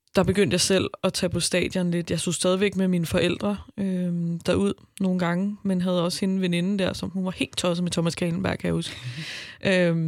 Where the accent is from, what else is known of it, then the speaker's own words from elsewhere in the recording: Albertslund, Capital Region of Denmark, Denmark; jeg kommer fra Albertslund